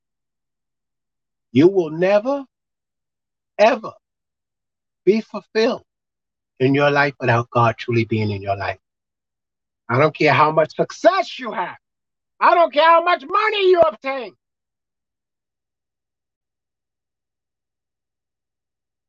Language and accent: English; New York City, New York, United States; I was raised in Brooklyn.